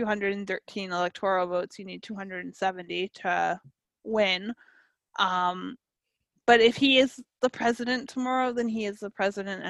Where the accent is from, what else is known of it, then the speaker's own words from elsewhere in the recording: Canada; as a Canadian